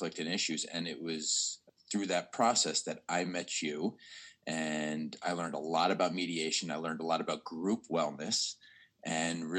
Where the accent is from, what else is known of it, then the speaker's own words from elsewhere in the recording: New York, United States; moved away as an adult; also born or lived in Baltimore, United States; now in Philadelphia, United States; I'm a New Yorker originally. I'm from New York, but I spent the last 15 years of my life in Baltimore